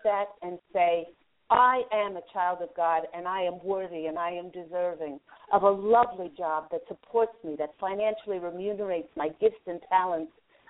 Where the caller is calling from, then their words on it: Los Angeles, California, United States; calling from my area, Los Angeles.